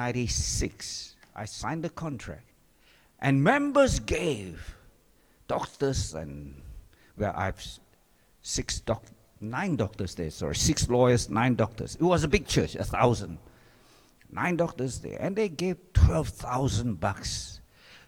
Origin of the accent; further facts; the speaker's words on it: Singapore; moved away; I grew up in Singapore